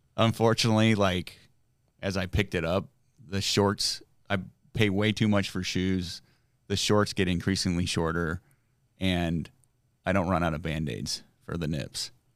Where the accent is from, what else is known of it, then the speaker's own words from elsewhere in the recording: Granger, Indiana, United States; I grew up in South Bend, Indiana